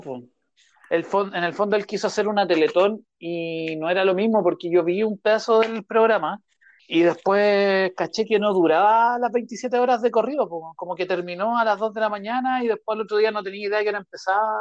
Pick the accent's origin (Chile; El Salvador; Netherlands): Chile; como nosotros somos chilenos